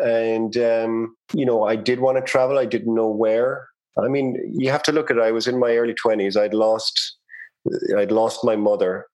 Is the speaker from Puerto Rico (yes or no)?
no; Cork, Munster, Ireland; accent: Irish; moved away as an adult; now in Canada; I grew up in Cork City in Ireland. Cork would be in the south of Ireland, the Republic of Ireland.